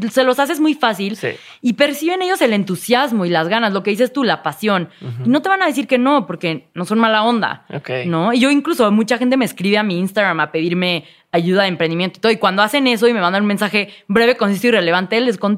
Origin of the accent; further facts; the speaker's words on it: Mexico; I'm an entrepreneur from Mexico, ¿no? Soy emprendedora mexicana.